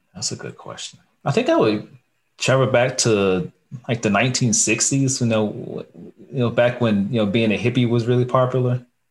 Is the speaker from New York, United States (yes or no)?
no; Lexington, North Carolina, United States; I am from the great city of Lexington, North Carolina, home of the barbecue